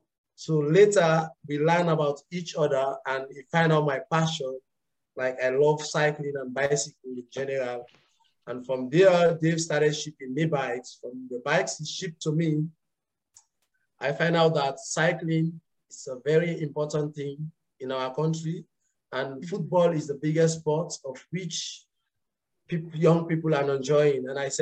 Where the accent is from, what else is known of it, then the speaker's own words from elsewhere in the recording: Kabala, Northern Province, Sierra Leone; So originally I am from Kabala, the upper northern part of Sierra Leone. And I migrated to Lone Star 15 years ago, of which I finished my high schools there.